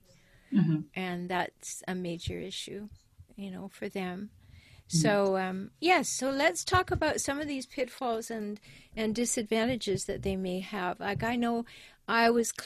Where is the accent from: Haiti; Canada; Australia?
Canada; I'm natively a Canadian